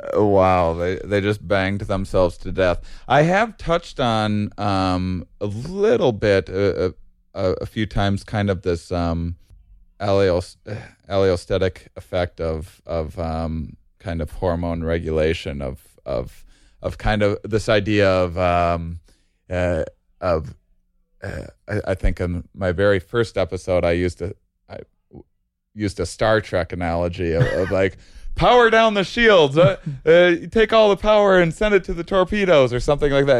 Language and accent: English; Wisconsin, United States; now in California, United States; I grew up in Wisconsin